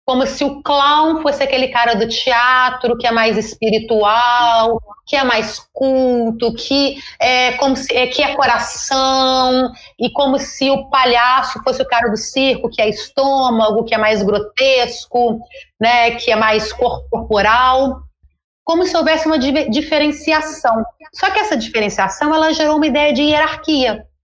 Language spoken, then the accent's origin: Portuguese; Brazil; e decidiram que daqui para frente, como somos brasileiros e como a palavra em português é palhaço, somos todos palhaços, né?